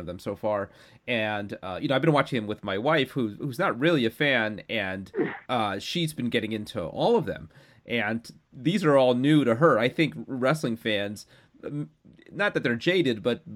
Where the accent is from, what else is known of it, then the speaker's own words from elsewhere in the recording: New York, United States; I was pretty young at the time and growing up in New York